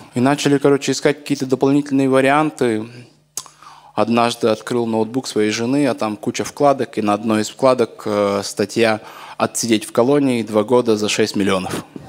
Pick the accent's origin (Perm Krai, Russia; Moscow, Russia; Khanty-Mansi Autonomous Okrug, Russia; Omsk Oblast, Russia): Omsk Oblast, Russia; Omsk; в моем родном городе Омске.